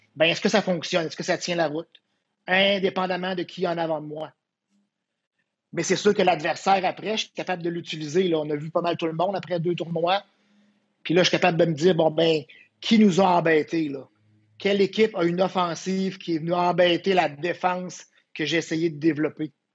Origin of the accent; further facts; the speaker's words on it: Quebec City, Quebec, Canada; je viens de Québec, hein, une petite école secondaire, à peu près 500 élèves